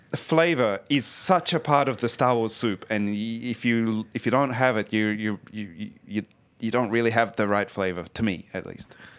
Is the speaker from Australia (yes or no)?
yes; Australia; now in Sweden; I'm from Australia originally